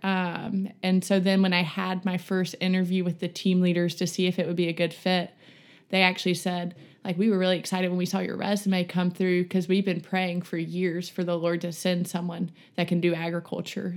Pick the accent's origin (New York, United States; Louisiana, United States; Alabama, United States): Alabama, United States; Montgomery; moved away as an adult; now in Birmingham, United States; I'm from Montgomery, Alabama. I grew up there.